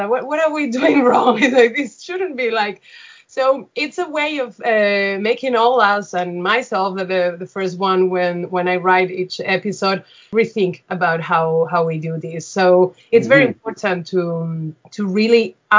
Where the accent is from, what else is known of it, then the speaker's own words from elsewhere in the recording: Seville, Andalusia, Spain; I am originally from Seville